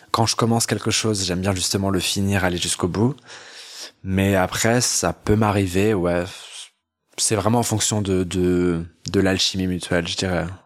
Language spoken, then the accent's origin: French; France; also born or lived in Montpellier / Paris / London / Bordeaux; quand j'étais dans ma dans ma ville natale. Euh, qui est laquelle Tu veux la dire euh, En France Ouais, c'était en France